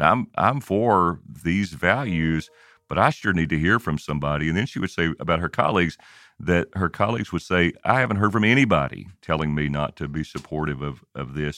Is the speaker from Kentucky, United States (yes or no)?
yes; Kentucky, United States; I grew up in Kentucky